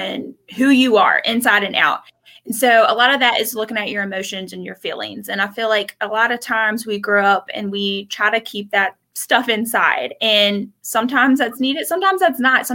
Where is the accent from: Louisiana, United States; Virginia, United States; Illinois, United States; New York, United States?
Virginia, United States; Page County; I am originally from Page County, went to Page County High School, graduated